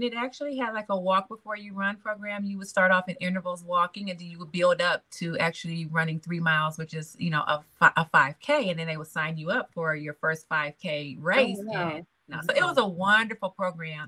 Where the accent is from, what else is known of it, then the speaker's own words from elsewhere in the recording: Detroit, Michigan, United States; moved away as an adult; now in North Carolina, United States; Born and raised in Detroit